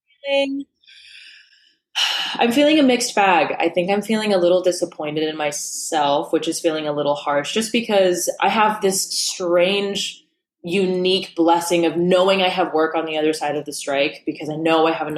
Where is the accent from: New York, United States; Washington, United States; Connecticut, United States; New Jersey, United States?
New York, United States; also born or lived in Los Angeles; I grew up in New York, but my dad ended up getting a job